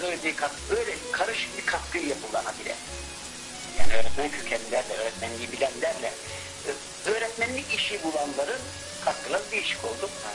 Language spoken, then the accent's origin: Turkish; Sandıklı, Afyonkarahisar, Turkey; moved away as an adult; Benim ilçeme adı Sandıklı